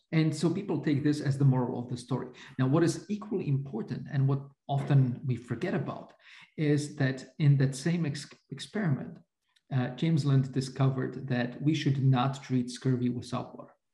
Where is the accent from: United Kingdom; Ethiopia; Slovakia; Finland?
Slovakia; Bratislava, Bratislava Region; I grew up in Slovakia under communism